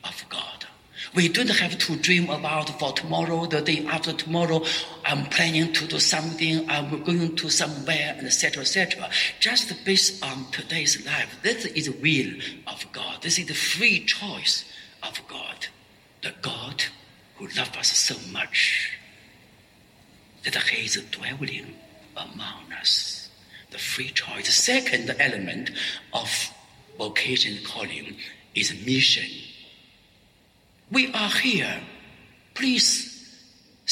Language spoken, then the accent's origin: English; Xintai, Shandong, China; moved away as an adult; also born or lived in Paris, France; now in Shenzhen, China; I met my folk, my village people from Xintai